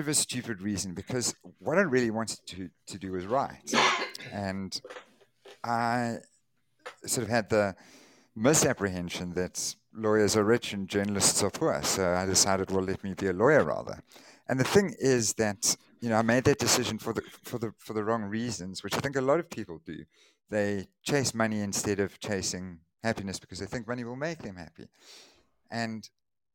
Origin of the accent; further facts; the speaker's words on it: Durban, KwaZulu-Natal, South Africa; I was born here in Durban, went to school, primary school, high school, university here